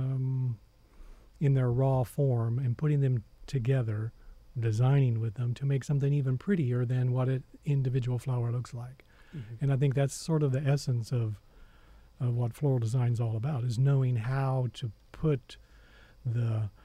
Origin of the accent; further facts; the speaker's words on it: southern Missouri, United States; moved away as an adult; also born or lived in Columbia, Missouri; now in College Station, Texas, United States; I grew up on a farm in southern Missouri.